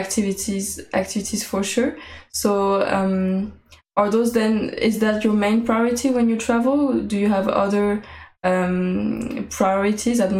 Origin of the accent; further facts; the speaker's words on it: Paris, Île-de-France, France; I was born in Paris